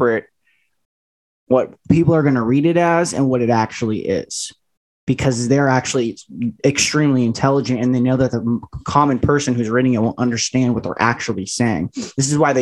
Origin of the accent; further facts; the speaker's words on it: Las Vegas, Nevada, United States; I was born in Las Vegas, Nevada